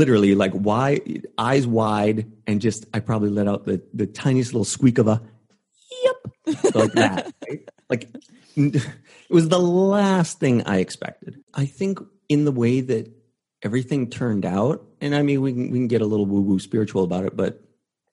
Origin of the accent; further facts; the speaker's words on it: Canada; moved away; I was originally going to school in Vancouver because I'm from Canada originally.